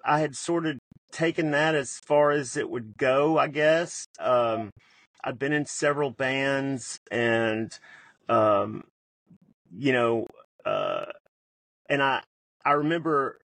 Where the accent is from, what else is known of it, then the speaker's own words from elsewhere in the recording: Memphis, Tennessee, United States; I also grew up in Memphis